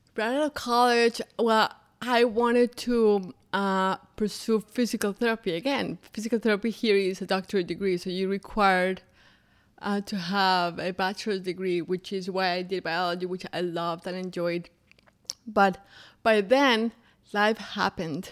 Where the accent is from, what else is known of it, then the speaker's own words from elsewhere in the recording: Bogotá, Colombia; English is a second language; moved away as an adult; now in Orlando, United States; I grew up in Bogota, Colombia